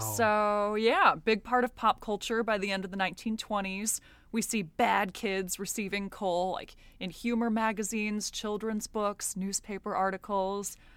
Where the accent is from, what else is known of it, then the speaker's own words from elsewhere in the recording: United States; I'm American.